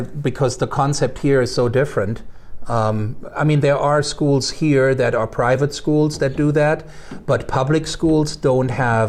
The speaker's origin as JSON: {"language": "English", "country": "Germany", "tie": "born or raised there", "second_language": "English", "said": "And come to think of it, growing up in Germany, that was pretty much what I remember too."}